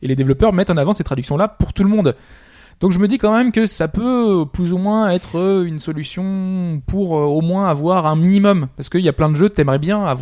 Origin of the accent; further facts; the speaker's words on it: France; On est français, on aime